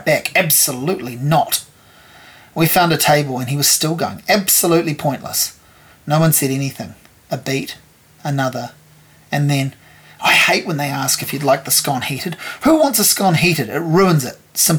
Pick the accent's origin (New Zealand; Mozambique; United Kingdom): New Zealand; Hawke's Bay; moved away as an adult; now in Wellington, New Zealand; I moved to Wellington in 1995 from growing up in Hawke's Bay.